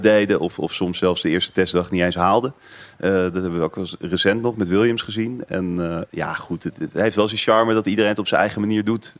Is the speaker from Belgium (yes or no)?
no; Netherlands; als Nederlander